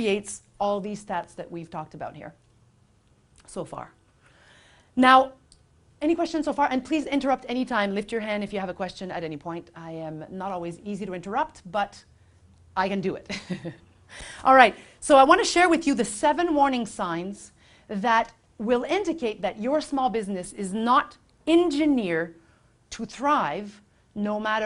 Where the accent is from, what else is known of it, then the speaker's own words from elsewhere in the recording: Quebec, Canada; now in Vancouver, Canada; my family back in Quebec, because I'm from Quebec, if you can't detect a little hint of something, of an accent